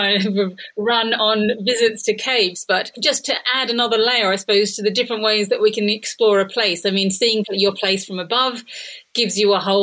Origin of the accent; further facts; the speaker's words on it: Australia; now in United Kingdom; Where I grew up in Australia, we had, is in the bush in a house we kind of built ourselves.